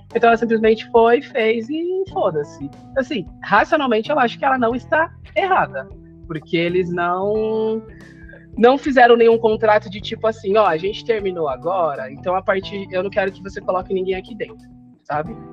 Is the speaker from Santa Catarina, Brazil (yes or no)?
no; São Paulo, Brazil; eu sou daqui de São Paulo, Zona Sul